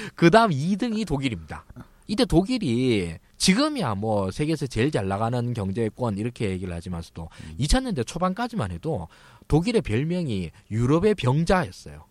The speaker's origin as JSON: {"language": "Korean", "region": "Daegu", "country": "South Korea", "tie": "born or raised there", "moved": "yes", "said": "제가 이제 고향이 대구인데요."}